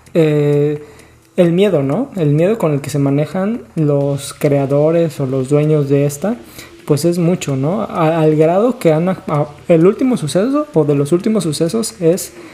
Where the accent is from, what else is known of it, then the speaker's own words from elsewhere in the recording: Guerrero, Mexico; also born or lived in Tlaxcala; yo soy de Tlaxcala, me crié en Guerrero